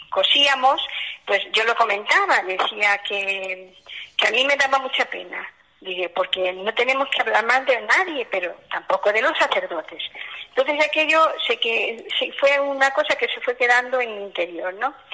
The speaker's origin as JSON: {"language": "Spanish", "region": "Galicia", "country": "Spain", "said": "Bueno, pues también soy de Galicia, soy de un pueblo de Orense, una aldea, y lo mismo, mis padres, una familia muy cristiana"}